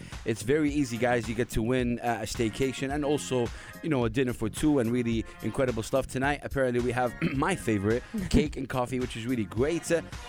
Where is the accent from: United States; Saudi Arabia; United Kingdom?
Saudi Arabia; now in United Arab Emirates; I'm from Saudi Arabia.